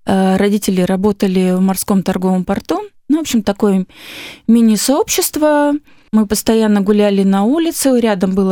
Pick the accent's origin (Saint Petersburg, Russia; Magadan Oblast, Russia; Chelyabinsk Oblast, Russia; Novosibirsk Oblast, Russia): Magadan Oblast, Russia; Magadan; born there; Э, родилась я на крайнем севере. Мои родители сами из Дальнего Востока. И я родилась в городе Магадане.